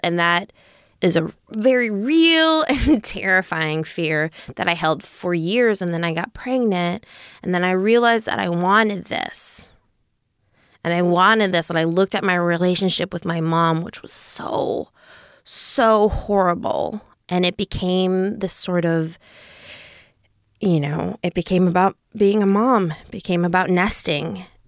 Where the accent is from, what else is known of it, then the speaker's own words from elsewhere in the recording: Eagan, Minnesota, United States; I grew up in Eagan, Minnesota. which is a suburb of Saint Paul.